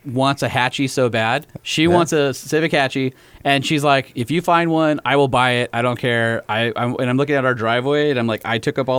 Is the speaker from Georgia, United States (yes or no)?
no; Huntington Beach, California, United States; where I grew up in Huntington Beach